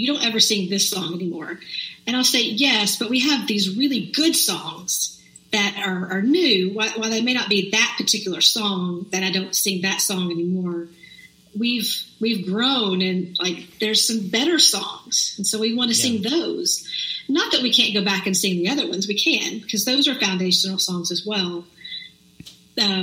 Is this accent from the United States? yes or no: yes; Texas, United States; I was born and raised in Texas